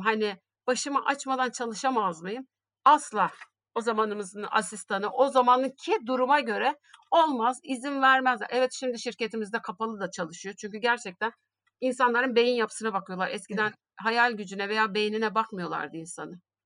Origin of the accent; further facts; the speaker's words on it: Şanlıurfa, Turkey; moved away; 1970 Şanlıurfa doğumluyum